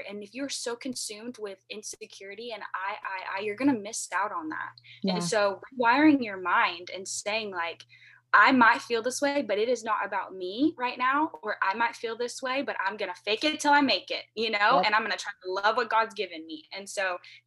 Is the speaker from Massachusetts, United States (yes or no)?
no; Florida, United States; I am from Florida